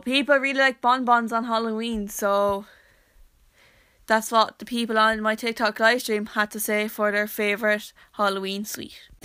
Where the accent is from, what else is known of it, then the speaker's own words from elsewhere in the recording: County Wexford, Leinster, Ireland; I'm from Wexford